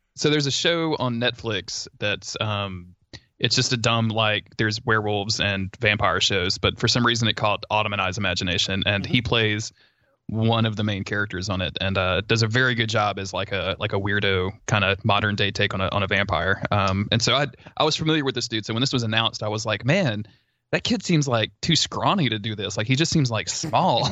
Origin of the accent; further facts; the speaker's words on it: the South, United States; I grew up in the South